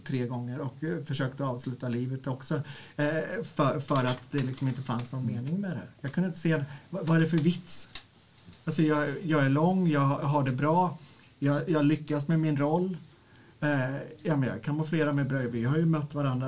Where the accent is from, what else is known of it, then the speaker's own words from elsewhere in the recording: Örebro, Örebro County, Sweden; Jag kommer från Örebro, eller ja, strax utanför Örebro, där jag är eh, föreståndare för en verksamhet som heter Stiftelsen Sanna